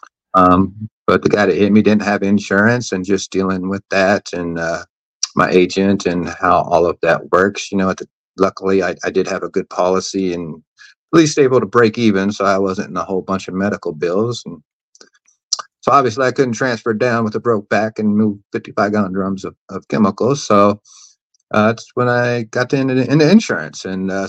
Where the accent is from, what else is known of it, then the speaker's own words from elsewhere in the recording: Tennessee, United States; moved away as an adult; now in Florida, United States; I was originally from Tennessee